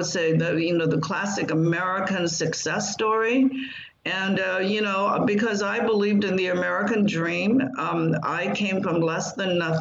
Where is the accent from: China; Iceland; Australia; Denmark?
China; Taishan, Guangdong; now in United States; I grew up in Maoist China